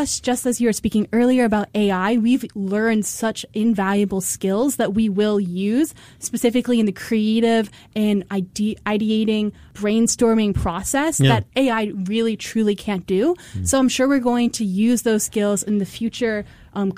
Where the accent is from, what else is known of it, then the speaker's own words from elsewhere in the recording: United States; now in Singapore; I am originally American